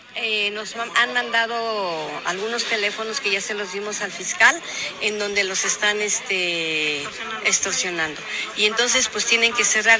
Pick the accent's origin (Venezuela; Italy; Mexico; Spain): Mexico